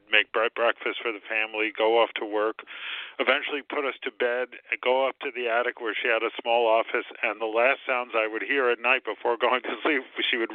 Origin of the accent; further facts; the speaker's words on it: New Jersey, United States; growing up in New Jersey, going to public high school.